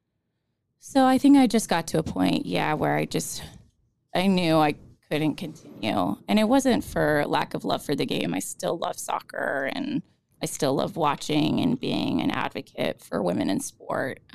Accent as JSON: {"language": "English", "town": "Phoenix", "region": "Arizona", "country": "United States", "tie": "born or raised there", "also_born_or_lived": "Yokota, Japan", "said": "I'm from Phoenix, Arizona. So I grew up playing locally here"}